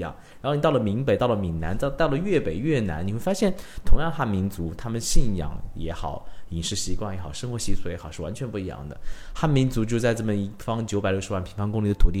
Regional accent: China; 在我中国人的文化里面，生死是一个很避讳、很的话题。

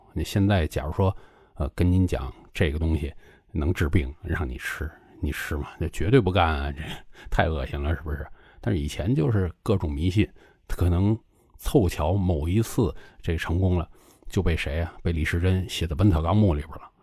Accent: China; 因为我是中国人

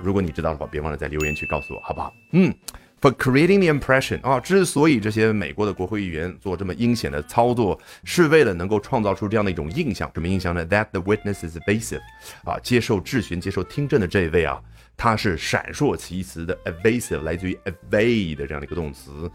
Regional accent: China; 这是我们中国人的角度

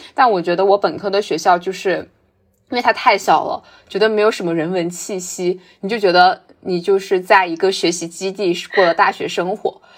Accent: Guangxi, China; also born or lived in Beijing; now in Shanghai, China; 我的家乡是在广西嘛，就非常难，就我基本上感受不到春天跟秋天那种

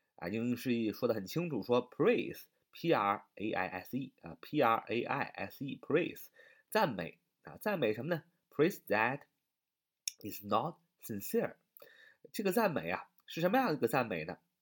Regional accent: China; 我们中国人民

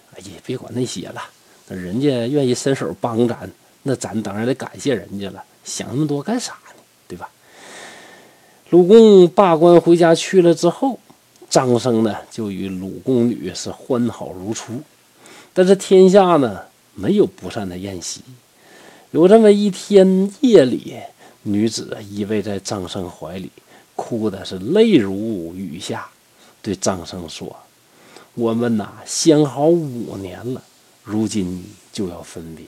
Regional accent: Northeast China, China; 咱们东北人实在呀

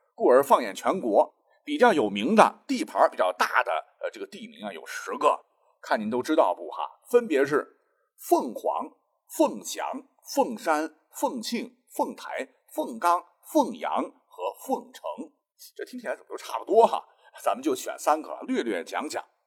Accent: China; 我真的为我是中国人而骄傲

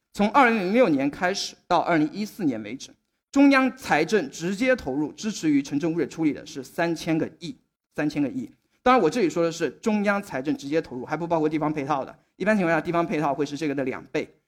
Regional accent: Shaoxing, Zhejiang, China; moved away as an adult; also born or lived in Tianjin; 然后秦屋呢，其实是我出生的一个小山村，我是浙江人

